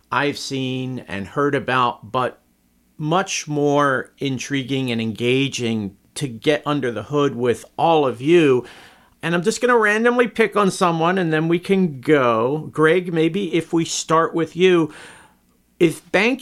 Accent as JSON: {"language": "English", "area": "near the Jersey Shore", "region": "New Jersey", "country": "United States", "tie": "born or raised there", "moved": "yes", "lives_now": "Chicago, United States", "said": "I grew up right near the Jersey Shore"}